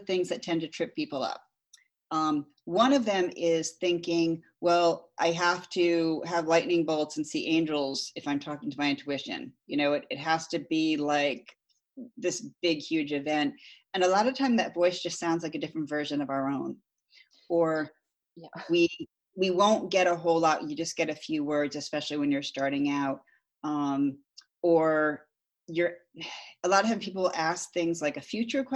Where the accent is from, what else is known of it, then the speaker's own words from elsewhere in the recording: Connecticut, United States; growing up in Connecticut